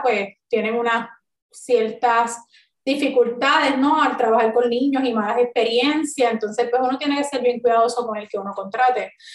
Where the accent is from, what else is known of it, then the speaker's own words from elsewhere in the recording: Río Grande, Puerto Rico; yo soy nacida y criada en Río Grande